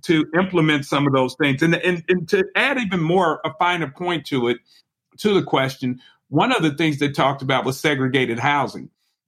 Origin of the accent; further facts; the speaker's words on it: Chicago, Illinois, United States; I am a Chicagoan.